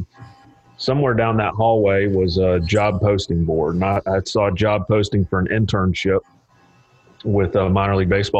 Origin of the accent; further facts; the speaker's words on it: Boone, North Carolina, United States; I'm from Boone, North Carolina, and stayed there through high school and college, graduated from Appalachian State with a business degree